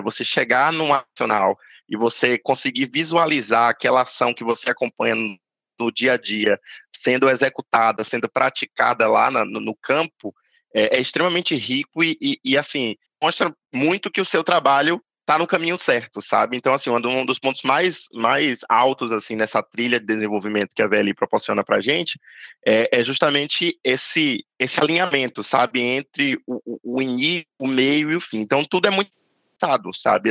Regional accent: Bahia, Brazil; moved away; natural da Bahia

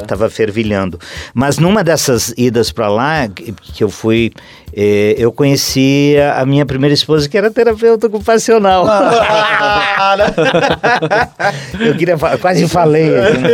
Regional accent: Concórdia, Santa Catarina, Brazil; moved away as an adult; also born or lived in Chapecó / Florianópolis; now in London, United Kingdom; eu vinha do interior do estado de Santa Catarina, lá de, de eu sou de Concórdia, mas nessa época adolescente eu passei em Chapecó

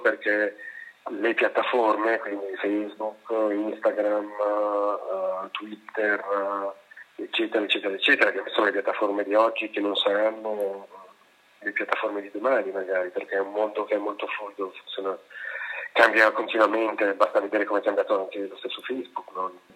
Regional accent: Milan, Lombardy, Italy; lo dico da milanese, cioè da persona che ha vissuto a Milano tutta la vita

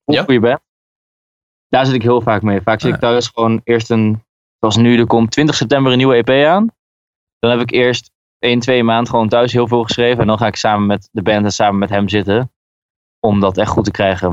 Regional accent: Groningen, Netherlands; Ik ben komen uit Groningen

